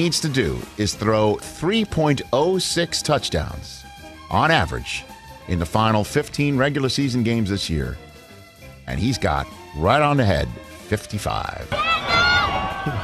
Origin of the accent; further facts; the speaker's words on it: New York, United States; I'm a New Yorker